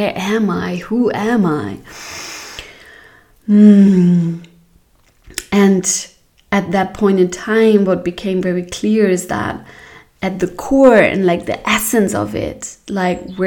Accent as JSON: {"language": "English", "region": "Hamburg", "country": "Germany", "tie": "born or raised there", "moved": "yes", "lives_now": "Portugal", "said": "I was born in Hamburg, in a beautiful town, city in Germany"}